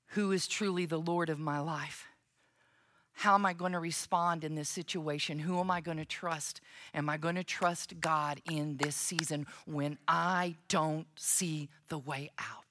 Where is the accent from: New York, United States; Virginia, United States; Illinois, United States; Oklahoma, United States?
Oklahoma, United States; moved away; When I go to Oklahoma, now I understand that my accent never fully goes away. But when I go to Oklahoma, it's like I drive over that line, I go into my parents' home